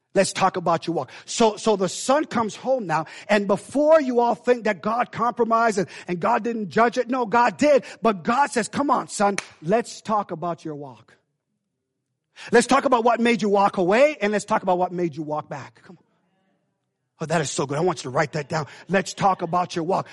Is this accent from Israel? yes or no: no; Jamaica; now in United States; we Jamaican in, in, in blood.